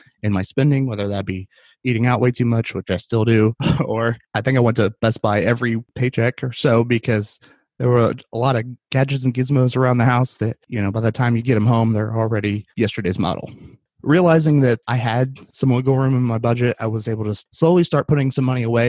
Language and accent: English; Winchester, Indiana, United States; moved away as an adult; also born or lived in Muncie, Indiana / Fort Myers, Florida; I grew up in a little town called Winchester, Indiana.